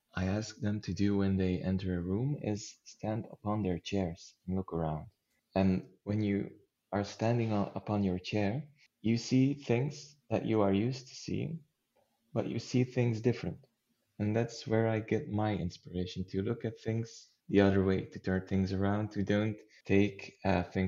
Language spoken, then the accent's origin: English; Flanders, Belgium; first language Dutch; English is a second language; Belgium is very small, and we're also split into halves concerning language. So there's the Dutch half and the French half